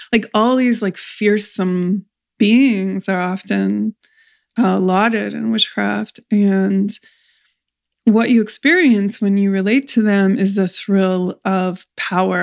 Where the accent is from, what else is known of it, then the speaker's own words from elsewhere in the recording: California, United States; I come from California